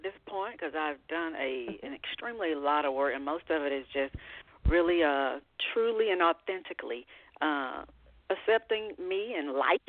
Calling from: Georgia, United States; I am calling from Georgia.

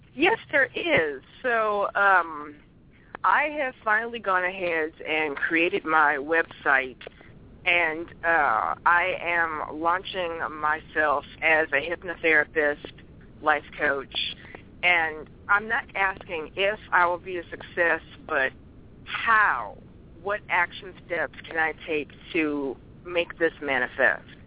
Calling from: Alameda, California, United States; calling from Alameda, California

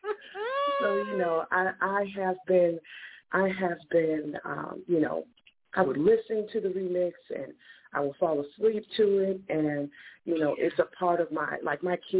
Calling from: Memphis, Tennessee, United States

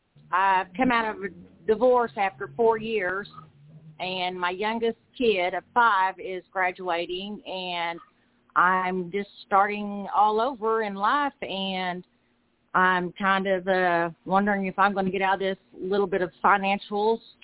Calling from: Muskogee, Oklahoma, United States; Muskogee, Oklahoma.

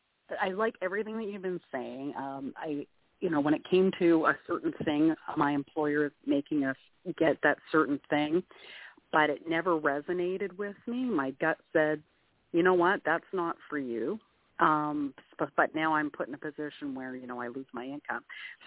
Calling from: Canada; I'm calling from Canada.

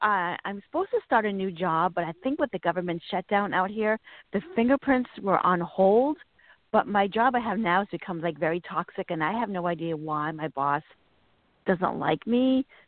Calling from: Virginia, United States; I'm calling from Virginia.

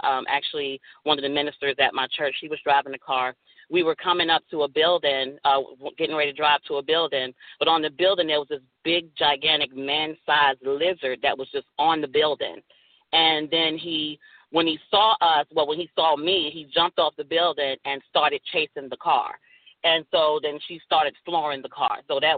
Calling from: Dallas, Texas, United States; I'm calling from Dallas, Texas.

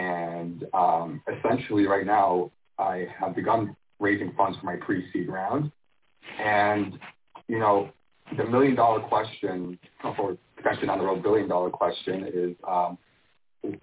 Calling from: Miami, Florida, United States; So I'm actually based down in Miami, Florida.

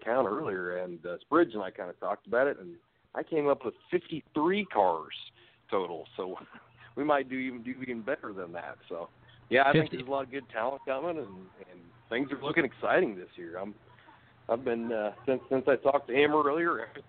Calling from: Decatur, Illinois, United States; it's from Decatur, Illinois.

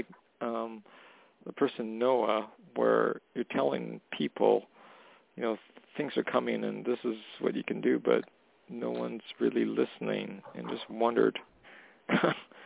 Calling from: Canada; calling from Canada

